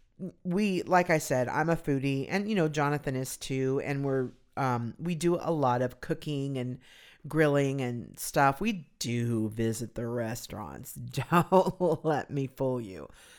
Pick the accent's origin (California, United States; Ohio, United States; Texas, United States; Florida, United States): California, United States; It was an outdoor shopping mall that I grew up near in Southern California.